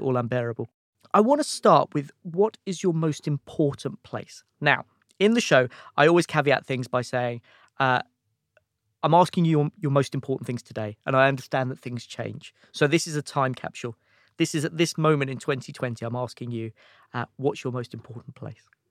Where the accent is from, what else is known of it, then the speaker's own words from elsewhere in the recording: Watford, East of England, United Kingdom; moved away as an adult; also born or lived in London / America; I grew up in, in, in Watford, so just outside London